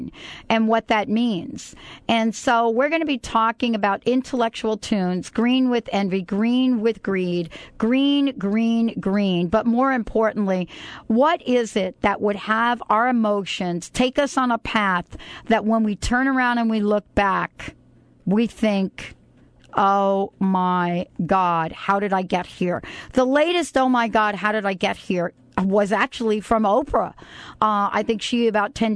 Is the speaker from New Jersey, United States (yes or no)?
yes; New Jersey, United States; now in Seattle, United States; on the East Coast in Jersey, where I grew up